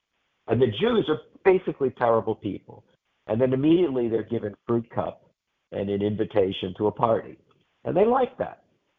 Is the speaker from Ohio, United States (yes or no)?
no; New York City, New York, United States; I'm an only child of Holocaust survivors. I was born in New York City.